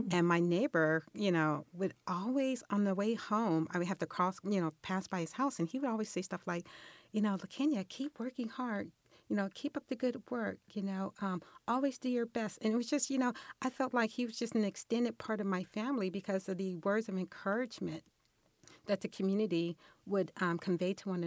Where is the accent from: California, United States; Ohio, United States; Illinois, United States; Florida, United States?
California, United States; Los Angeles; moved away as an adult; now in Irvine, United States; I grew up in Los Angeles, and I um, once I got married, um, we moved here to Orange County and um, in Irvine for the last 22 years.